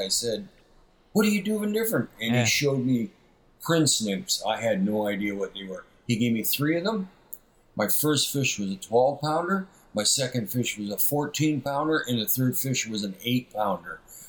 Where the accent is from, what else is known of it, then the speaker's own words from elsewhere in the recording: Hamilton, Ontario, Canada; born and bred in East Hamilton.